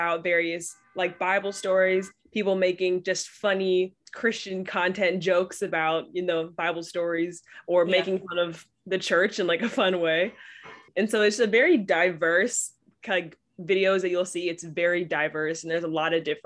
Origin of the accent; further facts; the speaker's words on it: Bay Area, California, United States; I'm from Bay Area, California